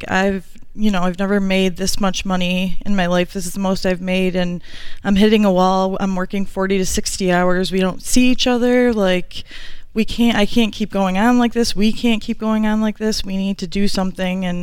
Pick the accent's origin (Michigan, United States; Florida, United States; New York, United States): New York, United States; Rochester; Rochester, New York.